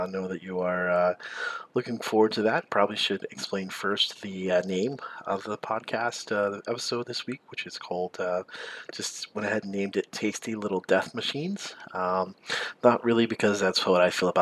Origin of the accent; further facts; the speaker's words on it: the South, United States; I grew up in the South